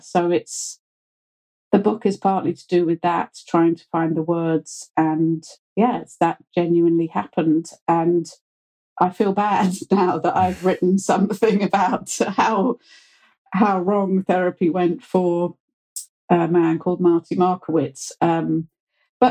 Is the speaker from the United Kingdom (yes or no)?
yes; United Kingdom; accent: very British; being British